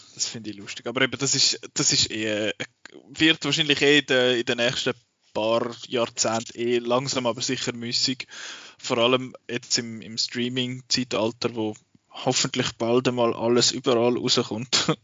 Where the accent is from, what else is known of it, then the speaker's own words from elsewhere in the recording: Switzerland; bei uns in der Schweiz